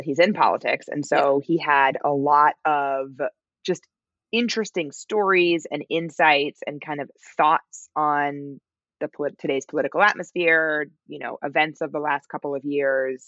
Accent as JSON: {"language": "English", "country": "United States", "said": "my pronunciation as an American"}